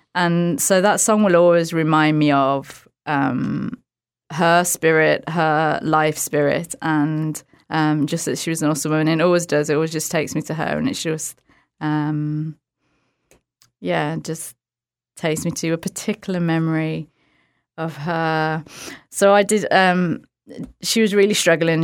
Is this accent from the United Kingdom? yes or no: yes; outside of Birmingham, West Midlands, United Kingdom; Birmingham, U K. Well, outside of Birmingham, but Birmingham is like the biggest city that everyone knows